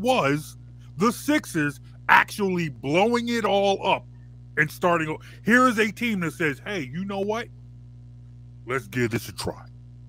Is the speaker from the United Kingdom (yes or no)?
no; Philadelphia area, Pennsylvania, United States; I grew up here, you know, I grew up here, and I grew up on Philly Sports Talk Radio